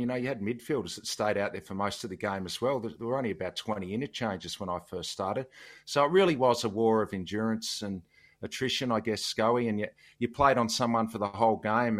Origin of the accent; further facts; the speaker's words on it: Devonport, Tasmania, Australia; growing up in Tassie